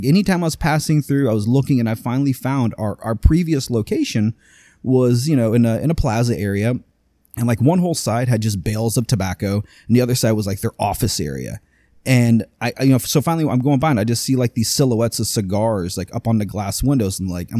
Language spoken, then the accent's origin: English; Longwood, Florida, United States; I've been in Longwood. I was born in Longwood. I've been here for 40 freaking years.